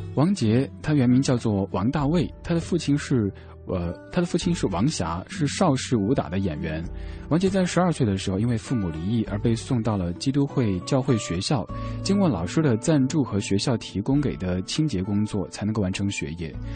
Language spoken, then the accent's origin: Chinese; Chengdu, Sichuan, China; 我成都人，我们那儿吃火锅吃辣得特别厉害